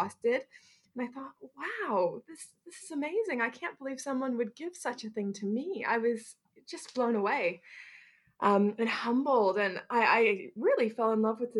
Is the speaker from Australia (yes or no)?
no; Canada; now in Bristol, United Kingdom; growing up in Canada